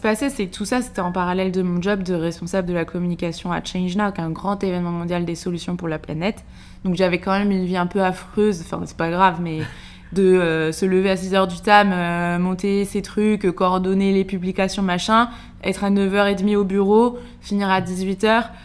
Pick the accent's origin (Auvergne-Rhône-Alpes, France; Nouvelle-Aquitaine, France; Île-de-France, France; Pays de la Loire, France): Pays de la Loire, France; Segré; moved away as an adult; now in Paris, France; Je suis originaire de Segré, une petite ville dans le Maine-et-Loire où j'ai grandi jusqu'à mes 18 ans.